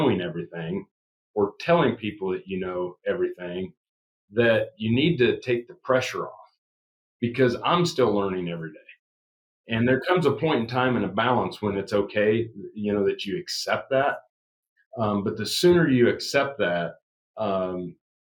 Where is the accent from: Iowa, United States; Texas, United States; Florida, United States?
Iowa, United States; Southwest; I was raised in Southwest Iowa.